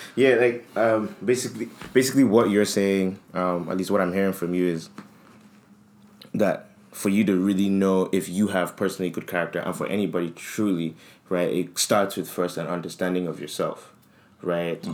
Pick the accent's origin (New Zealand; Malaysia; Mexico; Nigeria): Nigeria; we come from Nigeria